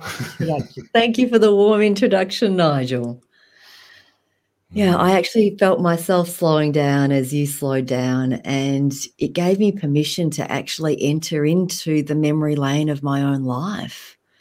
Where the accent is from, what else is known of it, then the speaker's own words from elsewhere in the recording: Australia; moved away as an adult; also born or lived in Vietnam; now in Alaska, United States; growing up in Australia, I never felt quite Vietnamese enough, and I also never felt quite Australian enough.